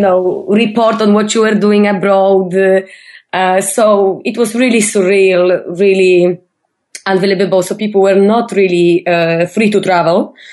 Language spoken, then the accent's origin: English; Poland; I'm from Poland